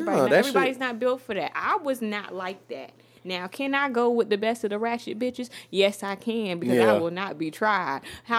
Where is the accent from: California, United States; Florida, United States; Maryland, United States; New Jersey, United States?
Florida, United States; St. Petersburg; we're from St. Pete, Florida.